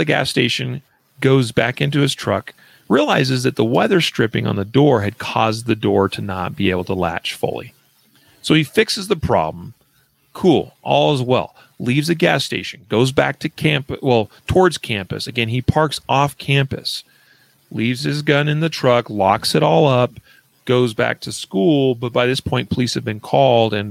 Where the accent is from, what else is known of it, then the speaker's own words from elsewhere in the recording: Idaho, United States; moved away; from my home state of Boise, or from my home state of Idaho. I did not live in Boise